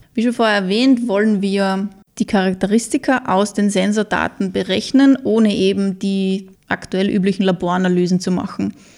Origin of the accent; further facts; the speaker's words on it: Mürztal, Styria, Austria; ich bin in Mürztal groß geworden